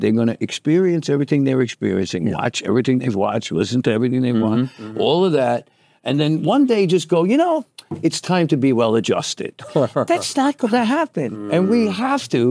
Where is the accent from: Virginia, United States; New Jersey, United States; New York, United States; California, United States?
New York, United States; New York City; I'm a kid from East New York and Brooklyn